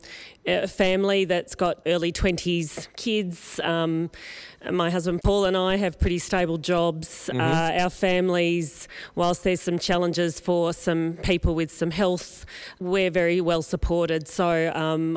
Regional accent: Melbourne, Victoria, Australia; was born in East Melbourne at the Royal Women's Hospital.

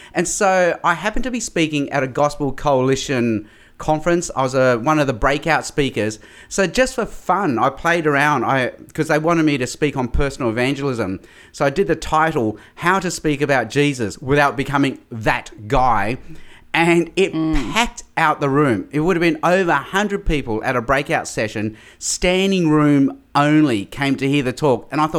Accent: Australia; also born or lived in Hong Kong; I was born in Hong Kong. My parents moved to Australia when I was just 6 months old as a baby in 1967. We spent 2 years in Darwin.

